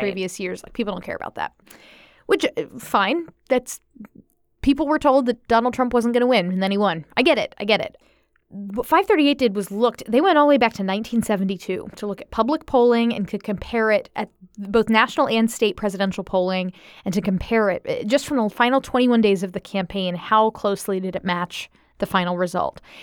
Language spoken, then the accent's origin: English; Florida, United States; I'm from Florida